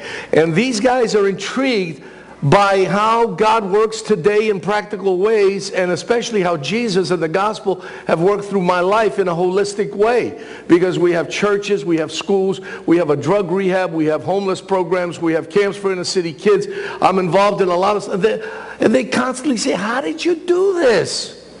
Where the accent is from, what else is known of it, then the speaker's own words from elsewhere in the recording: New York City, New York, United States; also born or lived in Thessaloniki, Greece; I grew up in Washington Heights. And I was born in Thessaloniki.